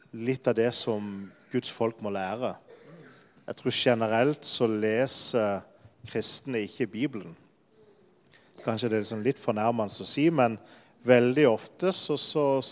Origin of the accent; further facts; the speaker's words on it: Lyngdal, Agder, Norway; moved away as an adult; also born or lived in Denmark; now in Poland; jeg er fra Sørlandet. Jeg kommer nesten fra samme sted som Jan Sigve, fra Lyngdal